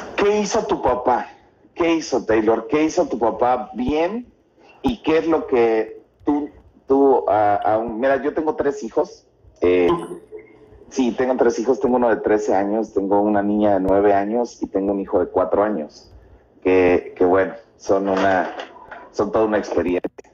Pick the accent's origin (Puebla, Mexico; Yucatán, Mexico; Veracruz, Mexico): Veracruz, Mexico; Xalapa; somos, somos de México nosotros somos de Jalapa, Veracruz